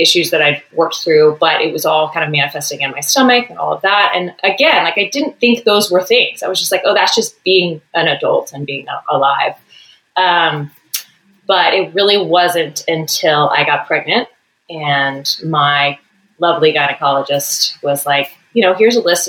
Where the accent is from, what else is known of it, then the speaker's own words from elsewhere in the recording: Texas, United States; moved away as an adult; now in California, United States; I grew up in Texas